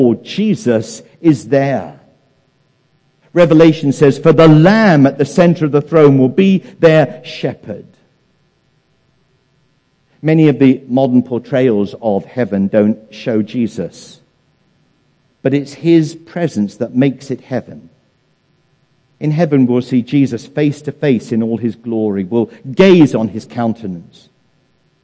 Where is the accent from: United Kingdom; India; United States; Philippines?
United Kingdom; England; moved away; In England, my home country